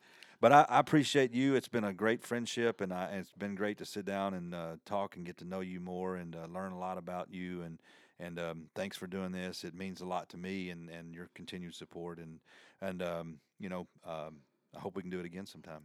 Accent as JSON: {"language": "English", "region": "the South", "country": "United States", "accent": "country", "said": "my country accent"}